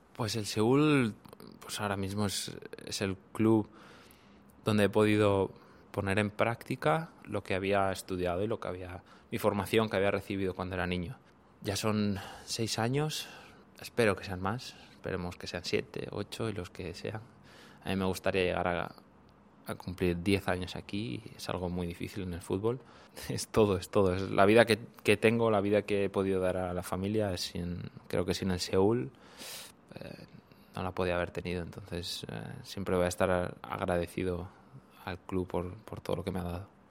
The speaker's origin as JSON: {"language": "Spanish", "region": "Cantabria", "country": "Spain", "tie": "born or raised there", "also_born_or_lived": "Thailand / Japan", "moved": "as an adult", "lives_now": "Seoul, South Korea", "said": "desde los seis años eh, empecé a jugar al equipo de mi, de mi pueblo hasta los 12 que ya me llamó el de, la capital, el Racing de Santander"}